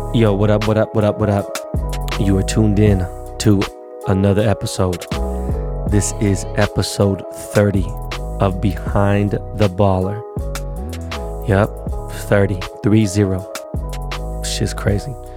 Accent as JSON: {"language": "English", "town": "Los Angeles", "region": "California", "country": "United States", "said": "I'm from Koreatown."}